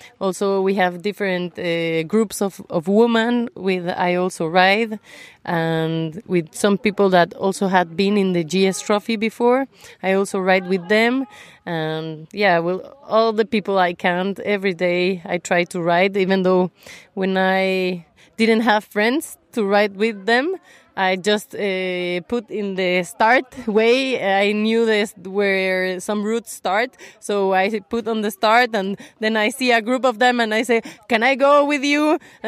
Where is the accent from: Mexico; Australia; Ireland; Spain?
Mexico; English is a second language; from Mexico, and in Mexico I ride a 1200